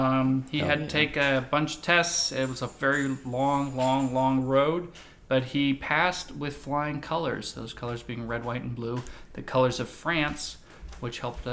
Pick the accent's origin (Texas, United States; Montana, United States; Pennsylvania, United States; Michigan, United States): Texas, United States; I was born in Texas